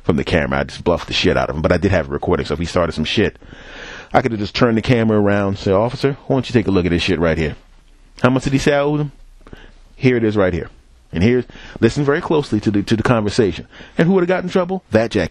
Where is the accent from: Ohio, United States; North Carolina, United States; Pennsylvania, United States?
Pennsylvania, United States; Philadelphia; moved away; also born or lived in New York / Los Angeles; I'm from Philadelphia. I lived in New York